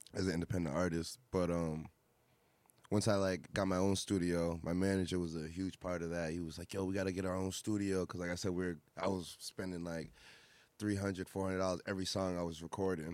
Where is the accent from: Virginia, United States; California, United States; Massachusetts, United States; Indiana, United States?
Massachusetts, United States; Fitchburg; also born or lived in Boston; I'm from Fitchburg originally, um, Central Mass